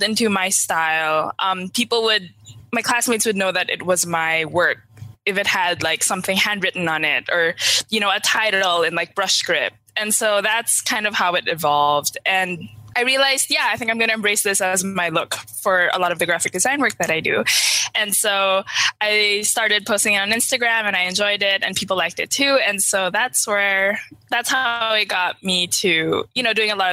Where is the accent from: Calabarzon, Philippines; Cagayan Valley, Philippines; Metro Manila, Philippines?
Metro Manila, Philippines; Manila; moved away as an adult; now in San Francisco, United States; I grew up in Manila, and I currently live in San Francisco.